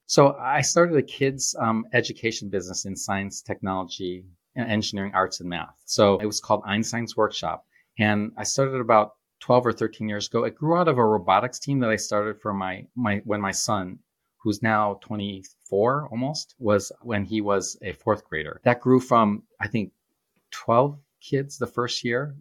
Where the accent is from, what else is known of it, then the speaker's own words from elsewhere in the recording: Shoreham, near Groves High School, Michigan, United States; I grew up on Shoreham